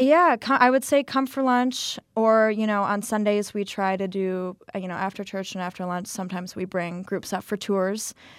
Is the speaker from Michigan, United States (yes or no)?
no; Minneapolis, Minnesota, United States; moved away as an adult; now in Milwaukee, United States; I'm from Minneapolis, just graduated from Marquette